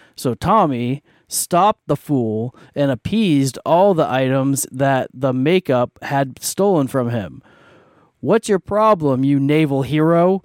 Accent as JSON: {"language": "English", "country": "Canada", "said": "I'm Canadian"}